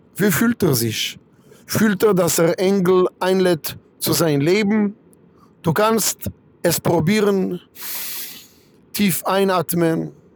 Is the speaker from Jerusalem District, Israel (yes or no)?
no; Kiryat Malachi, Southern District, Israel; German is a second language; now in Frankfurt, Germany; ich komme aus Kiryat Malachi, in Israel, nicht weit von Ashdod